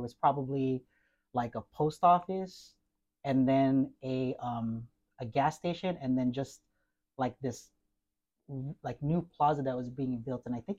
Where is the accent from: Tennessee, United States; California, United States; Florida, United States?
California, United States; Carson; also born or lived in Lakewood, California / Temecula, California; So I was born in Lakewood. Growing up, I grew up in Carson, California, right off of Avalon. Moved over to Temecula.